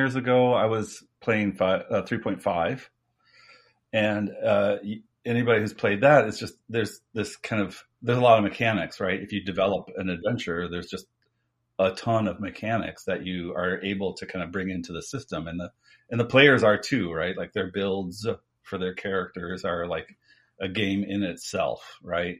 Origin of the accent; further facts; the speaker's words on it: United States; I'm from America